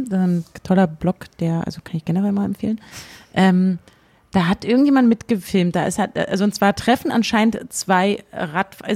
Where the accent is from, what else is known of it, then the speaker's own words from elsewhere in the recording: Brandenburg, Germany; Warum ähm, regt sich alle darüber auf, dass wir hier als Brandenburger so dargestellt werden, als ob wir nur Nazis hier hätten